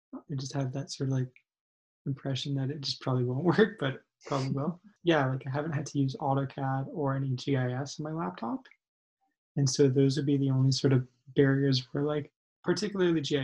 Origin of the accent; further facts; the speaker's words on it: Calgary, Alberta, Canada; also born or lived in Victoria; I am originally from Calgary